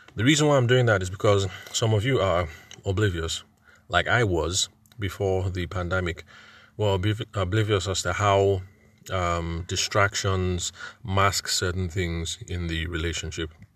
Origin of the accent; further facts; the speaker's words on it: Nigeria; I'm a Nigerian event and wedding photographer